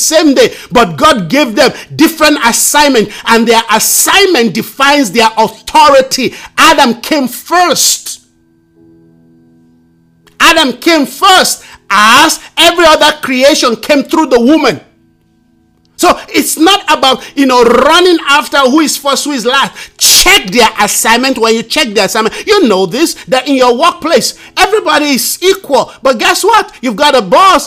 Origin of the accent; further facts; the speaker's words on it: Nigeria; I'm a Nigerian